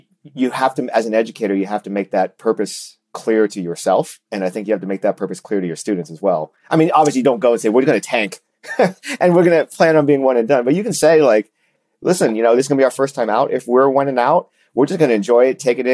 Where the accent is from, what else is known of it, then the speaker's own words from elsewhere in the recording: Orlando, Florida, United States; I grew up in Orlando, Florida.